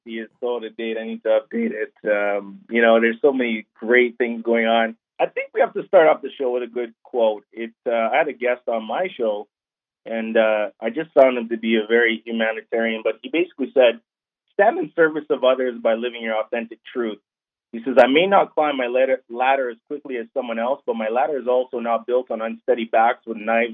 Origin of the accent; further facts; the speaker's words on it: Canada; I was born in Canada